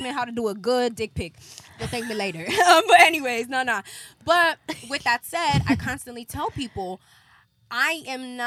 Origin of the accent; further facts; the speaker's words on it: Los Angeles, California, United States; I'm from South Central